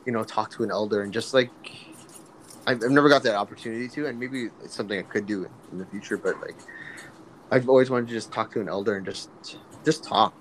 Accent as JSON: {"language": "English", "country": "Canada", "tie": "born or raised there", "said": "I'm, you know, Japanese, Filipino, at, but I'm also Canadian, right? I was born here"}